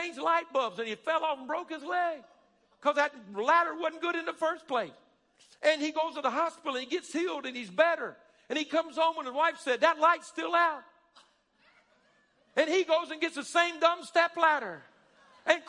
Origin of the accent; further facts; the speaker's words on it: Alabama, United States; We're a bunch of good old boys and good old girls. We're from Alabama.